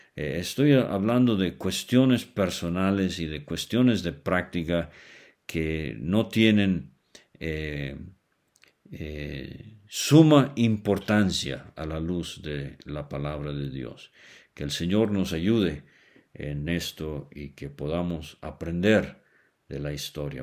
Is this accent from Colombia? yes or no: no; Venezuela; now in Mexico; vivo en México, pero nací en Venezuela, Suramérica